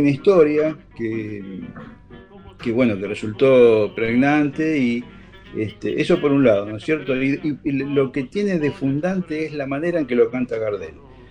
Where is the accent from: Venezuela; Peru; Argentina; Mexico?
Argentina; Buenos Aires; accent: porteño; como hablamos los porteños